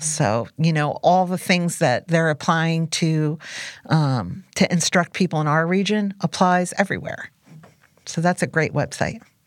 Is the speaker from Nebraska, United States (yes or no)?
no; New Jersey Pine Barrens, United States; moved away; I was raised in the New Jersey pine barrens